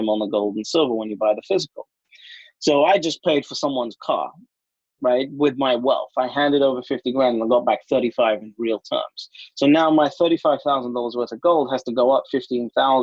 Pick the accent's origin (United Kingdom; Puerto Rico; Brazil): United Kingdom; London; My whole life, born and raised in London